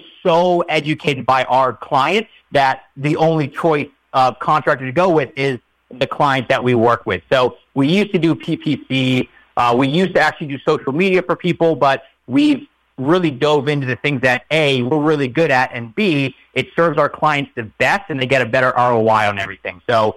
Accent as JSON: {"language": "English", "region": "Maryland", "country": "United States", "tie": "born or raised there", "said": "I grew up in Maryland"}